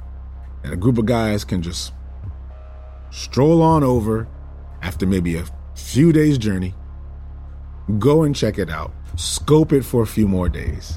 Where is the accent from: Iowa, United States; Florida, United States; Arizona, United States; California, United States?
Florida, United States; South; I'm from South Florida